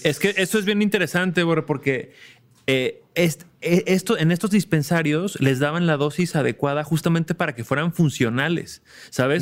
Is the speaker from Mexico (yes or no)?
yes; Mexico; como mexicanos, al, bueno, al menos yo crecí como escuchando